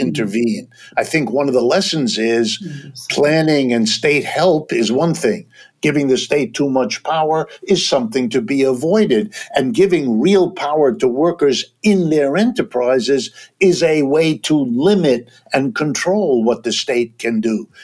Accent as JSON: {"language": "English", "region": "Ohio", "country": "United States", "tie": "born or raised there", "said": "I was born in Ohio. I've lived all my life in the United States, worked all my life here"}